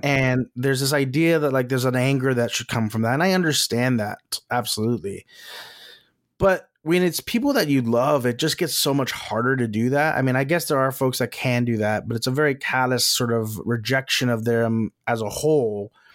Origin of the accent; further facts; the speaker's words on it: Texas, United States; moved away; also born or lived in Los Angeles; I'm from Texas, we've both lived in Los Angeles